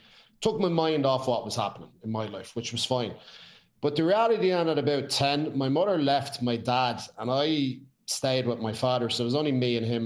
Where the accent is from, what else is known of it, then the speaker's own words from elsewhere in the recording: Ireland; grew up in a bit of a madhouse. It was what it was back then, which was fair. You know, you're an Irish home that like to drink.